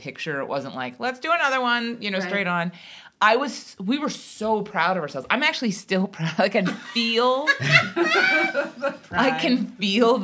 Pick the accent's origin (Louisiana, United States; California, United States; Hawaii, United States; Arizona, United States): Hawaii, United States; I grew up in Hawaii